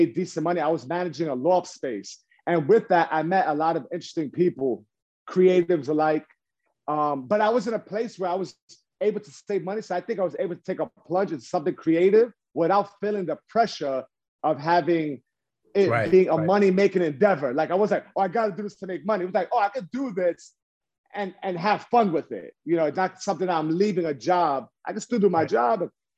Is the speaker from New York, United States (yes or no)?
yes; New York City, New York, United States; born and raised in New York